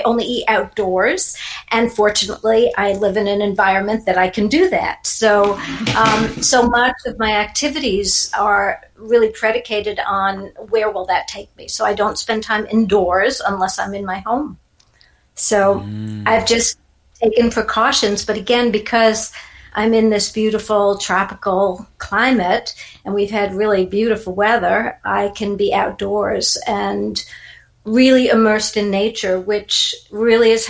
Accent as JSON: {"language": "English", "town": "New York City", "region": "New York", "country": "United States", "tie": "born or raised there", "moved": "yes", "lives_now": "Naples, United States", "said": "I'm originally from New York City and I actually grew up in a little suburb, a little place called Neponset, which was part of Queens"}